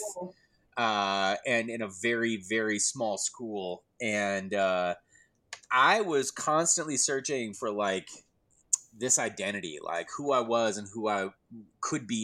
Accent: La Farge, Wisconsin, United States; Lafarge, Wisconsin, my hometown.

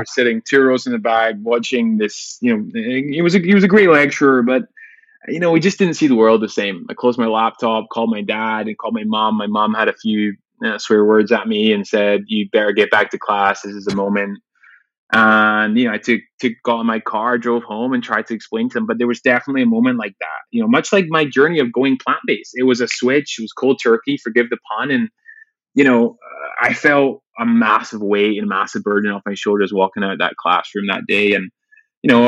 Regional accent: Glasgow, Scotland, United Kingdom; growing up in Glasgow in Scotland

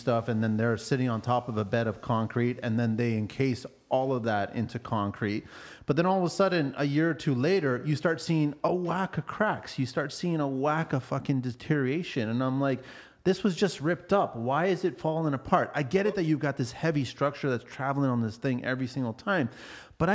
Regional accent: Canada

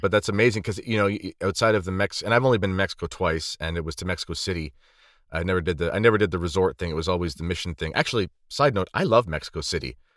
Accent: Canada; When I was growing up in Canada

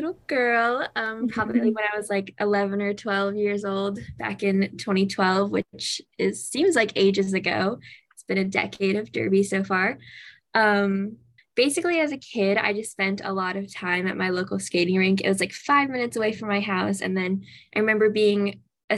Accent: Savannah, Georgia, United States; now in Atlanta, United States; Savannah, Georgia, which is my hometown

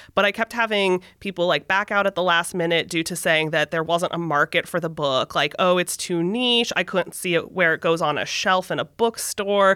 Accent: San Francisco Bay Area, California, United States; I was born in the San Francisco Bay Area. I have lived in California

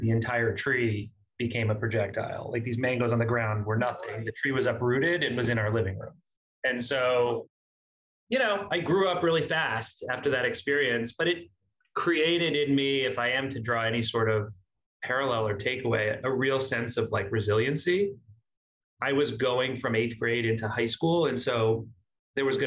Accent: Miami, Florida, United States; moved away as an adult; also born or lived in Boca Raton, Florida; now in New York, United States; I grew up in South Florida. Miami was home. I grew up there as a kid until Hurricane Andrew

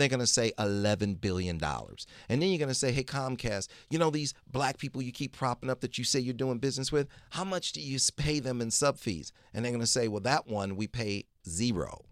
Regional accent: Detroit, Michigan, United States; I was born in Detroit, Michigan

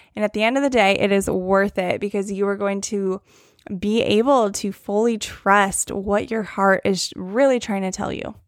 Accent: Northern California, United States; moved away as an adult; now in Huntington Beach, United States; I am from Northern California, and then I moved out to the Orange County area about a year and a half ago now

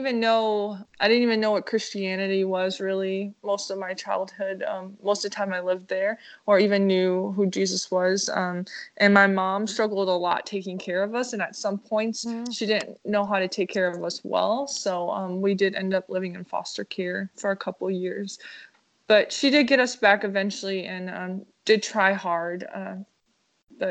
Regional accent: New Orleans, Louisiana, United States; also born or lived in Minneapolis, Minnesota; now in Chicago, United States; I was born in Louisiana, and after Hurricane Katrina, we moved to Minneapolis

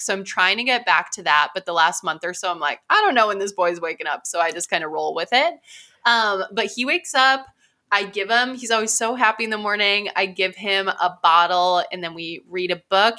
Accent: Midwest, United States; I'm from the Midwest.

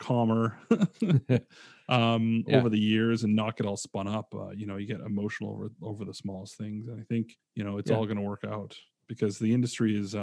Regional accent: Abbotsford, British Columbia, Canada; moved away as an adult; also born or lived in Vancouver; now in Chicago, United States; in my hometown. I'm from Abbotsford, BC, Canada.

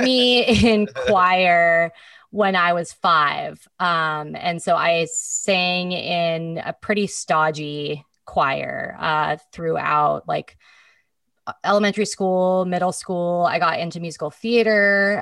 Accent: Petaluma, California, United States; also born or lived in Marin County, California / San Francisco, California / Seattle, Washington; growing up in Petaluma

